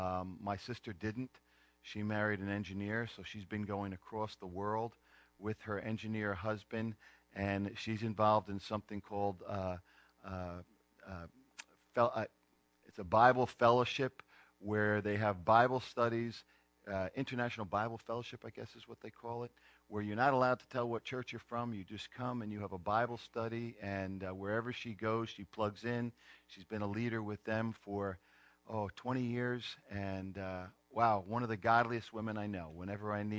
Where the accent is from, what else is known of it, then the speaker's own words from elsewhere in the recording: New Jersey, United States; I grew up in New Jersey